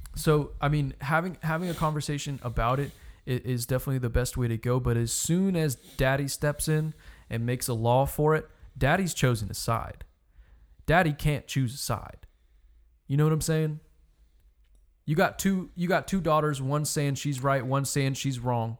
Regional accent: United States; I'm an American

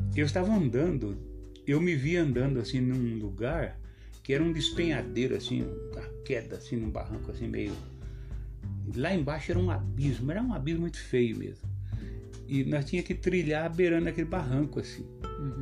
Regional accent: São Paulo, Brazil; Nós somos de São Paulo

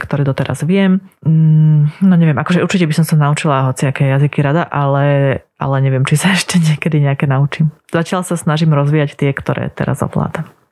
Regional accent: Slovakia; first language Slovak; Slovenčina je môj materinský jazyk, čeština je taký môj druhý materinský jazyk, lebo ešte patrím k tej generácii, ktorá, ktorá vyrastala v Československu

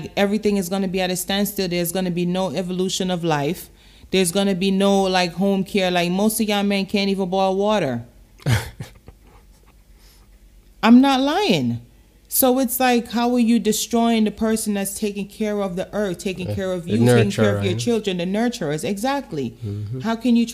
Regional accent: Portmore, Saint Catherine, Jamaica; I remember growing up in Jamaica. I was six, seven, eight, leaving from Portmore on a bus by myself, traveling to town to go to Excelsior Primary by myself

